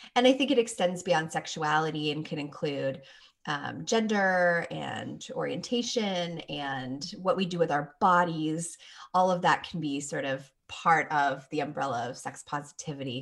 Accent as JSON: {"language": "English", "town": "Toronto", "region": "Ontario", "country": "Canada", "also_born_or_lived": "Phoenix, Arizona", "moved": "yes", "said": "I'm from Toronto originally, so I know cold weather, but then I lived in Phoenix for five years"}